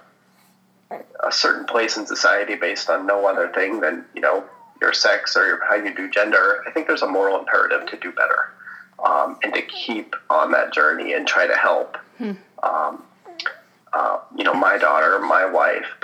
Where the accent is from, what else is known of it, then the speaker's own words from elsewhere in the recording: United States; typical white suburban boy growing up in America